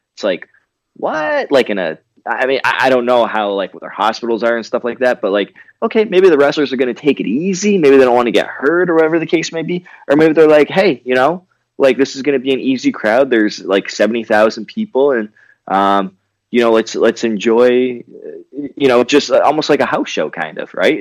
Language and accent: English; Canada; growing up in Canada